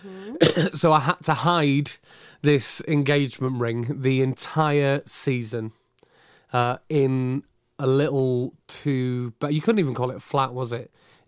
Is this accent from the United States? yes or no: no; Abergele, Wales, United Kingdom; In a wonderful place in North Wales, which is near where I grew up in Abergele, called the Kimmel Manor.